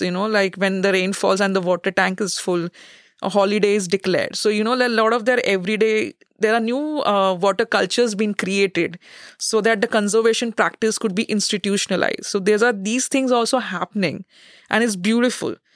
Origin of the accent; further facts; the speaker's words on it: India; moved away as an adult; now in Netherlands; a researcher from India.